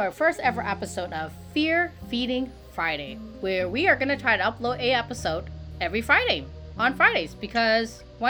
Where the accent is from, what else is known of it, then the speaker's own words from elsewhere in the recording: Toronto, Ontario, Canada; I am from Toronto